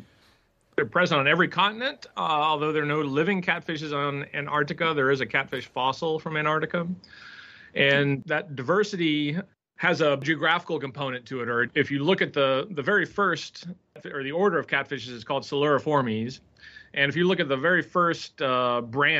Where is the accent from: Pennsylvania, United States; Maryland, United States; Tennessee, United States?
Tennessee, United States; Nashville; I grew up in Nashville, Tennessee